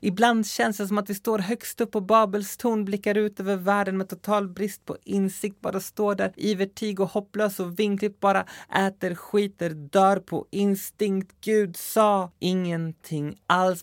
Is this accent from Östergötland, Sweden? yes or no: no; Skogås, Stockholm County, Sweden; min förort som sagt, Skogås